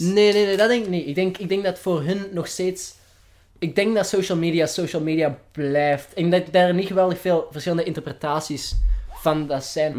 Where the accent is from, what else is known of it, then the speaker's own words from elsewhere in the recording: Flanders, Belgium; accent: Flemish; mijn Vlaams accent